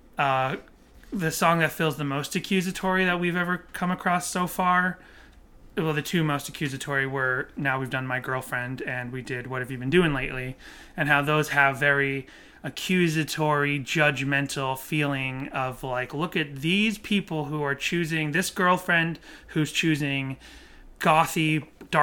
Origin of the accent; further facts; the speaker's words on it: Massachusetts, United States; I grew up in Massachusetts, which is a largely Catholic community